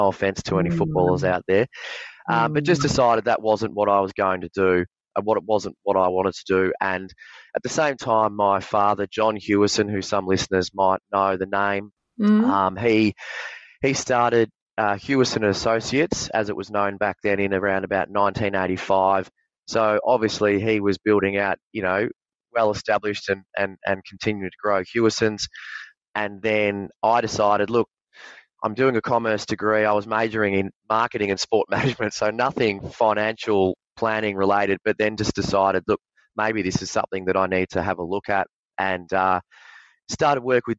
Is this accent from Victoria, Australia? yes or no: yes; Victoria, Australia; I grew up down on the Mornington Peninsula, like a lot of young men, very, very sports mad, always had aspirations of being an AFL footballer